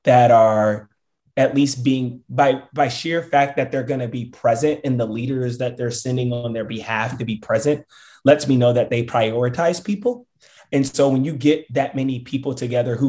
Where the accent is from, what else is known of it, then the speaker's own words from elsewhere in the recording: Richmond, Virginia, United States; my hometown, Richmond, Virginia.